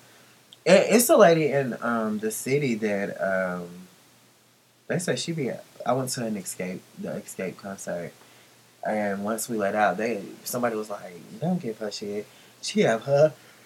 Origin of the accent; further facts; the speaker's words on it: Baltimore, Maryland, United States; I'm from Baltimore. You know what you needed to do.